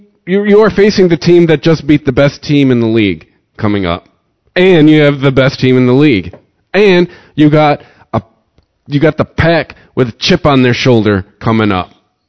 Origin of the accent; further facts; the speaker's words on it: Detroit, Michigan, United States; We're from Detroit.